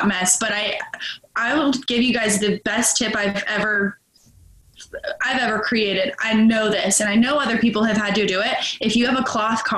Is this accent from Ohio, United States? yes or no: no; Charlotte, North Carolina, United States; moved away as an adult; also born or lived in Arizona; now in Charleston, United States; I'm from Charlotte, North Carolina. I'm in Charleston now